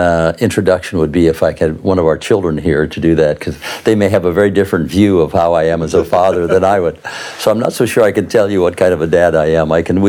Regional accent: Tucson, Arizona, United States; now in Cape Town, South Africa; I'm from Tucson, Arizona in the United States of America, and I'm here in Cape Town today talking with Philip about being a dad.

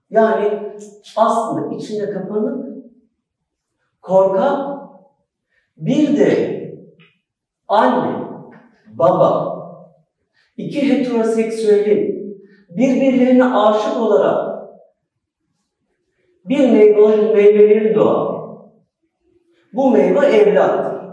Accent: Turkey; also born or lived in Schwabach, Germany; Almanya'da doğdum, Türkiye'ye geldim.

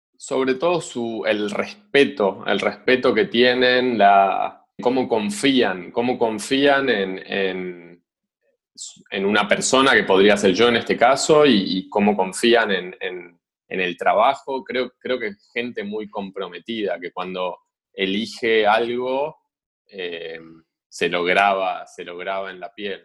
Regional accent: Argentina; moved away as an adult; also born or lived in Switzerland; para nosotros como argentinos

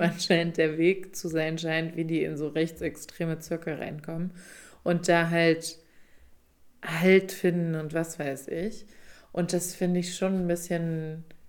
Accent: Rhineland-Palatinate, Germany; now in Berlin, Germany; da wo ich aufgewachsen bin

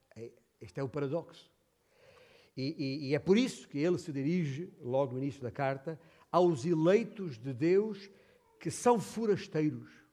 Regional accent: Beja, Alentejo, Portugal; nascido e criado em, em Beja

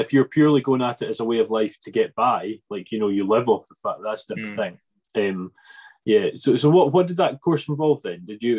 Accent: Arran, Scotland, United Kingdom; also born or lived in Ayrshire; we're from Arran, which is heavily beef and sheep. There's dairy, but it's beef and sheep.

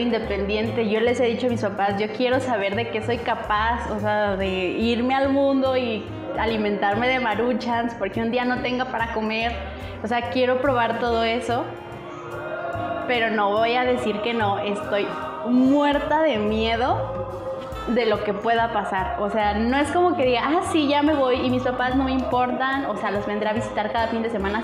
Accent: Aguascalientes, Mexico; nosotros somos de Aguascalientes

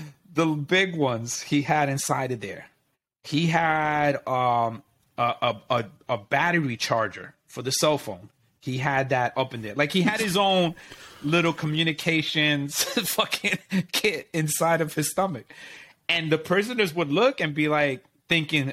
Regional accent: New York, United States; my parents are from Puerto Rico, but you know, I grew up in New York

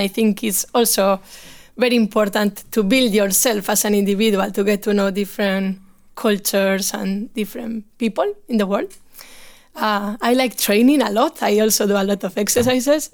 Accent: Bilbao, Basque Country, Spain; moved away as an adult; now in Stockholm, Sweden; I'm from Bilbao, uh, in the north of Spain

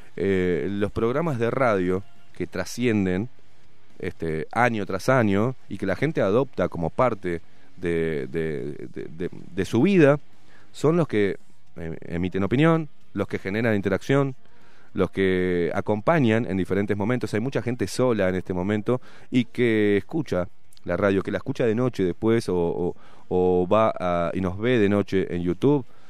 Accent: Uruguay; así somos los uruguayos de boludos

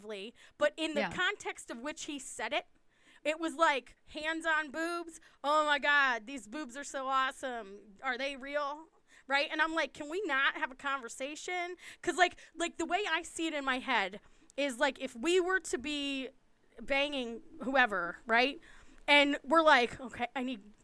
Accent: East Coast, United States; I'm from the East Coast

